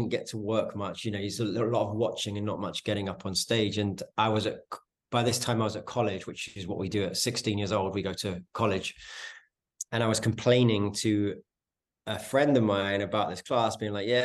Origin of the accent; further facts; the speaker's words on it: London, United Kingdom; accent: North London street accent; moved away as an adult; now in Los Angeles, United States; I was born in London, in a kind of small North London town called Edmonton.